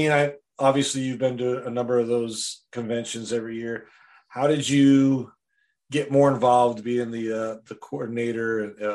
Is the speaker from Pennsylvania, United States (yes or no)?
no; Wisconsin, United States; my hometown in Wisconsin